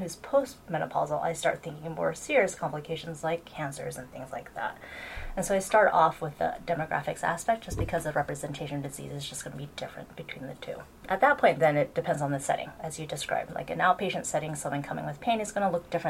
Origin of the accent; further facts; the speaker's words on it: Stockton, California, United States; moved away as an adult; also born or lived in Boston / Evanston; now in Davis, United States; I actually was born and raised in Stockton, which is like just down south from here